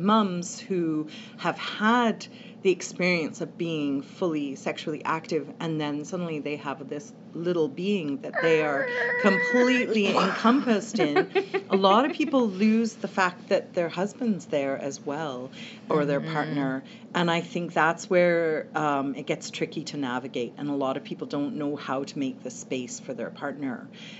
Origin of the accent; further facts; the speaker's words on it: Canada; also born or lived in England; In half in England, half in Canada.